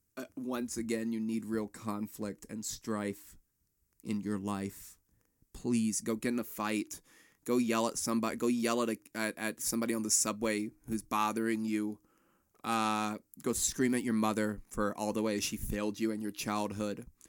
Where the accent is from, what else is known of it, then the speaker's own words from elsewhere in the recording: Florence, South Carolina, United States; when I was a kid growing up in Florence, South Carolina